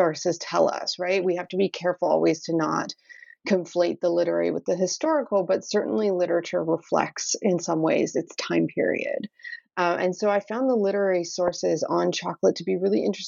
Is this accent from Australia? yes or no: no; Canada; also born or lived in Baltimore, United States; now in Edmonton, Canada; I grew up in Canada and I went to school in Ontario